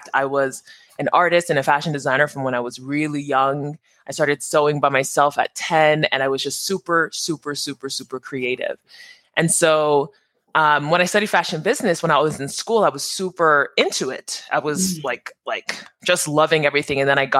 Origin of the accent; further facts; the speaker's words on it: New Jersey, United States; born there; So I'm Nigerian American, first generation Nigerian. I was born in New Jersey.